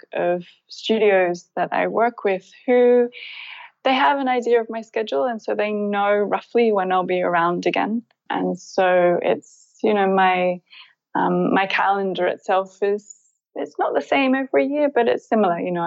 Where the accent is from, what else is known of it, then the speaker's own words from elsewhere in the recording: Byron Bay, New South Wales, Australia; moved away as an adult; also born or lived in United Kingdom; I'm born and raised in Byron Bay, Australia